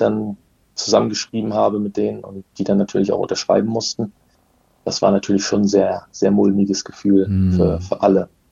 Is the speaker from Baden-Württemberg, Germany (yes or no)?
no; Rügen, Mecklenburg-Vorpommern, Germany; Wir kommen auch beide von der Insel Rügen